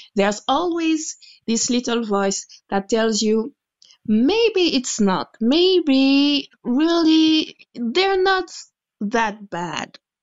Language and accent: English; Guadeloupe; moved away as an adult; now in France; a woman from Guadeloupe who was born and raised in Guadeloupe